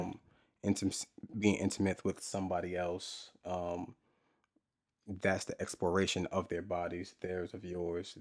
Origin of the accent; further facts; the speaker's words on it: New Jersey, United States; I'm from Jersey.